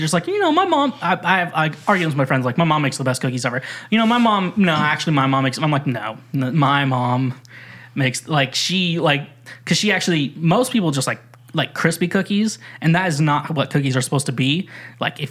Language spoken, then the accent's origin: English; Midwest, United States; moved away as an adult; also born or lived in Warrensburg; now in the South, United States; Now that I live in the South, it's kind of like I'm from the Midwest